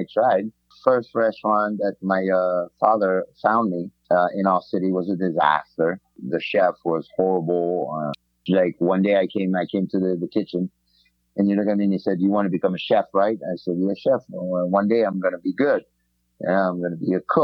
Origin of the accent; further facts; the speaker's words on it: French Riviera, Provence-Alpes-Côte d'Azur, France; moved away; growing up in the French Riviera, we lived like literally by the beach